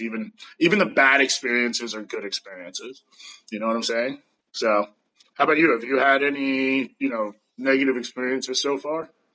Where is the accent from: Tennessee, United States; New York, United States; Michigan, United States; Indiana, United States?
New York, United States; New York City; now in California, United States; I am American from New York City originally. I live somewhat in California, somewhat nomad